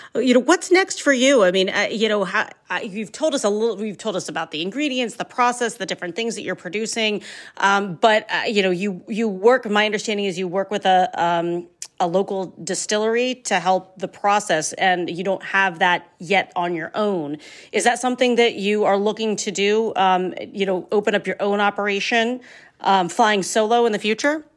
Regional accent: Ohio, United States; I'm from Ohio. I love me, I love my, my home state

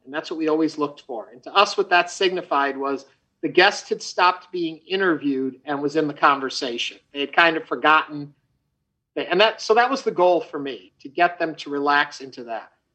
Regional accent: outside New York City, United States; also born or lived in Chicago; now in Houston, United States; I grew up outside of New York City.

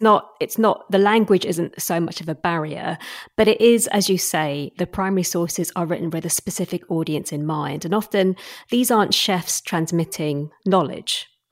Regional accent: Assam, India; moved away; also born or lived in London, England; I was raised in sort of Assam, which is the northeastern state

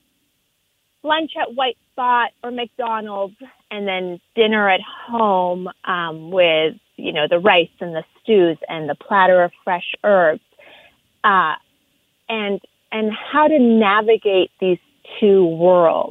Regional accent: Canada; moved away as an adult; also born or lived in Iran; now in Los Angeles, United States; growing up in Canada

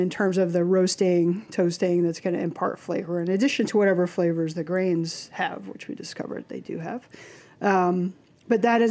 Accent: Midwest, United States; now in New York, United States; being a Midwesterner

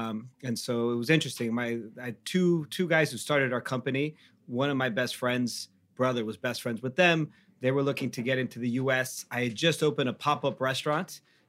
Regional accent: Mexico; moved away; Growing up in Mexico

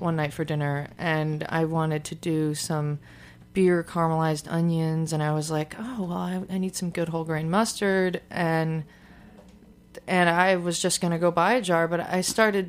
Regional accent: Detroit, Michigan, United States; moved away as an adult; also born or lived in Portland, Oregon; now in Brooklyn, United States; I moved to New York from the Detroit area in Michigan to get my master's in library science, which I did in 2007.

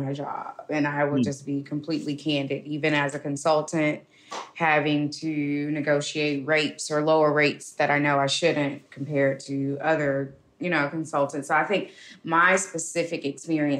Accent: Birmingham, Alabama, United States; I'm from Birmingham, and I think growing up in such a civil rights area just really ingrained in me

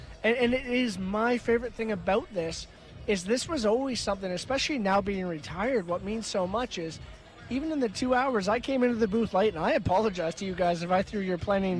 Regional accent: Canada; I think being a Canadian amateur athlete is a great thing.

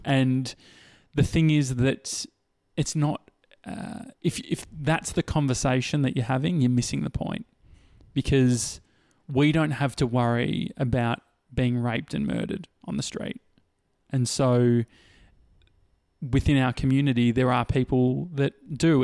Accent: Australia; as an Australian

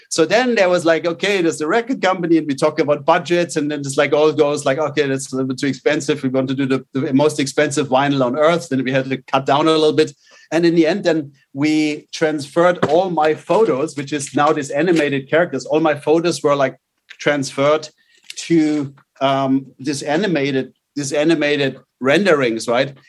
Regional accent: outside Munich, Bavaria, Germany; moved away; I grew up uh, in in a little. I was in the middle of the forest uh, outside outside Munich in Germany.

